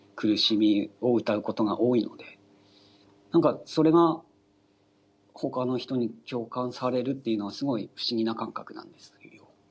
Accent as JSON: {"language": "Japanese", "region": "Aomori", "country": "Japan", "tie": "born or raised there", "also_born_or_lived": "Tokyo", "said": "地元の青森に帰って"}